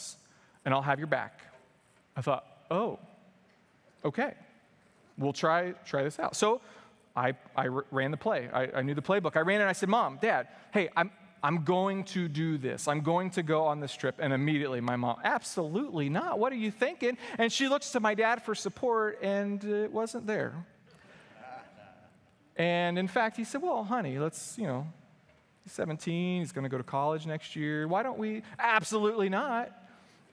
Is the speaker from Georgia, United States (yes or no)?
no; Indianapolis, Indiana, United States; also born or lived in Joplin, Missouri; I grew up here in Indianapolis.